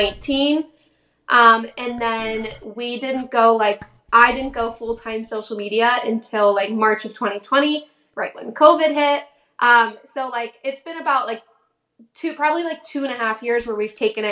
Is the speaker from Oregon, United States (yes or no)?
no; Ohio, United States; moved away as an adult; also born or lived in Orlando, Florida; I actually am originally from Ohio, and I moved down to Orlando to work at Disney when I was in college.